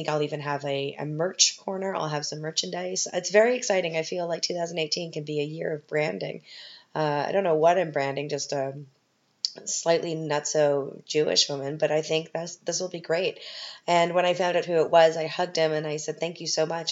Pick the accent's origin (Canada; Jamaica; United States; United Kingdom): Canada; now in Vienna, Austria; I'm a Canadian